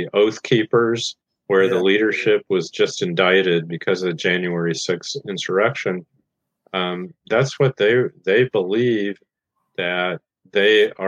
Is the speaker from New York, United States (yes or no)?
no; Goshen, Indiana, United States; my hometown Goshen, Indiana, in northern Indiana